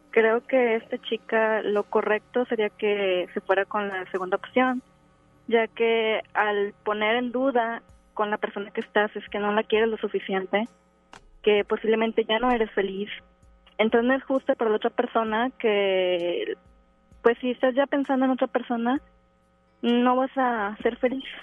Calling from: García, Nuevo León, Mexico; De García Nabolén.

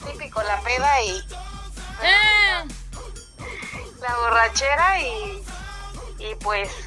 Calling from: Guadalajara, Jalisco, Mexico; de Guadalajara.

